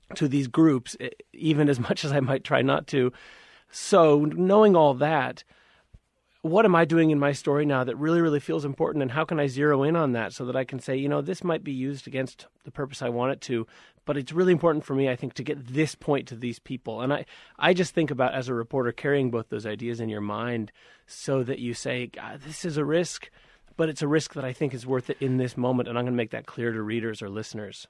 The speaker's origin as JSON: {"language": "English", "region": "Montana", "country": "United States", "said": "I'm from Montana. I'm from the town where um, near where Richard Spencer moved"}